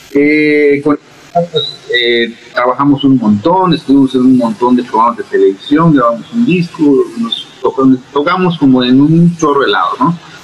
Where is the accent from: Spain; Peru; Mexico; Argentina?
Mexico; Mérida, Yucatán; Yo soy de Mérida, Yucatán, hasta las lejanas tierras del sur.